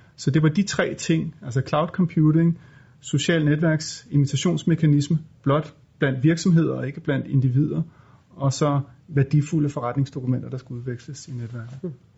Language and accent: Danish; Denmark; vi er jo danskere, os tre stifter